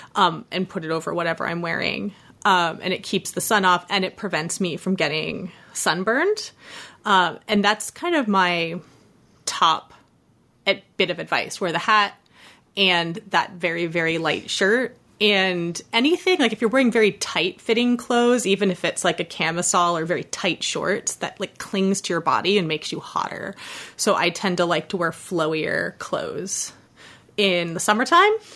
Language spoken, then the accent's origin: English; Florida, United States; now in New York City, United States; growing up in Florida